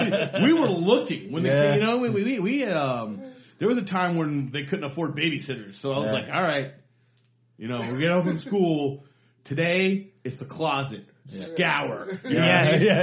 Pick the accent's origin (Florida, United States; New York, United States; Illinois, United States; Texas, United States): Florida, United States; Sarasota; I grew up in Florida. I'm white trash.